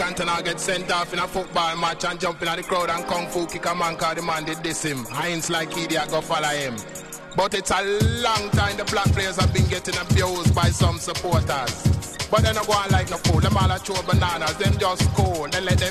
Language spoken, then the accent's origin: English; England, United Kingdom; Growing up in England as a little youngster, then me ambition was to be a footballer.